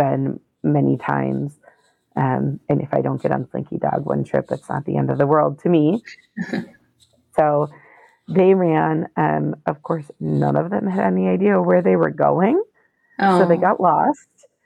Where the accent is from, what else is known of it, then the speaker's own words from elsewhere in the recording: Minnesota, United States; And we're from Minnesota.